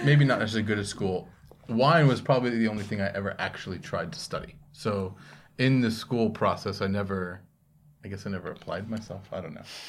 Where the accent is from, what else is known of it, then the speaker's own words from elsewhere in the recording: Monroe, New Jersey, United States; moved away; also born or lived in Morristown, New Jersey / Bayonne, New Jersey; my parents moved down to Monroe.